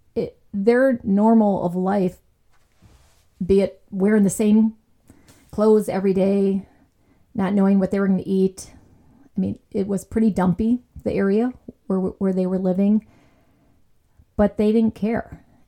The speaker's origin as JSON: {"language": "English", "town": "Chicago", "region": "Illinois", "country": "United States", "tie": "born or raised there", "said": "I was born in Chicago, South Side"}